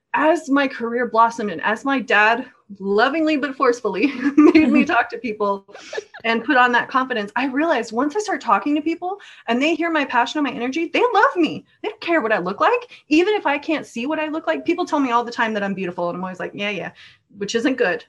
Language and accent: English; Norway; now in United States; I was raised in Norway, but I'm American based now.